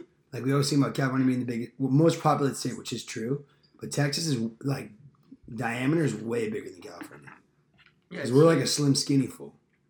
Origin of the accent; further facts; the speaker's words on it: Sweden; English is a second language; now in United States; Everyone that comes here, I'm from Sweden.